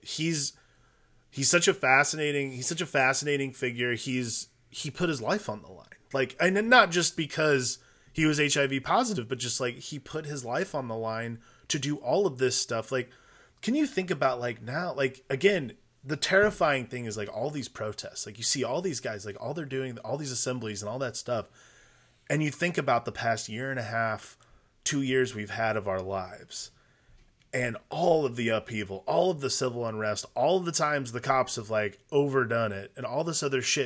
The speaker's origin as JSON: {"language": "English", "region": "Midwest", "country": "United States", "tie": "born or raised there", "also_born_or_lived": "Noblesville, Indiana", "said": "growing up in the Midwest"}